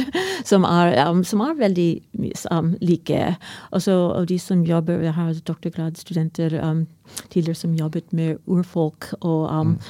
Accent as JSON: {"language": "Norwegian", "country": "United States", "second_language": "Norwegian", "moved": "yes", "lives_now": "Norway", "said": "Jeg kommer fra USA"}